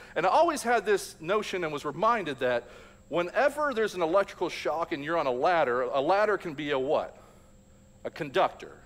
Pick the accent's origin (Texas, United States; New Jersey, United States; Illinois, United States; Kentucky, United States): Kentucky, United States; Louisville; I grew up in Louisville, Kentucky